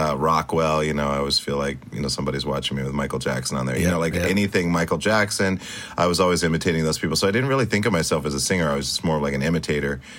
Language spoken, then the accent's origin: English; Stuttgart, Baden-Württemberg, Germany; born there; also born or lived in Spain / Italy / Great Falls, Montana; I was born in Germany in Stuttgart, and then okay. um, Spain, uh, Italy.